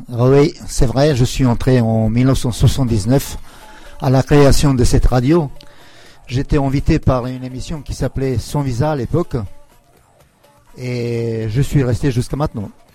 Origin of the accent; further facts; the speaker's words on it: Kosovo; also born or lived in Yugoslavia; now in France; chez moi à Kosovo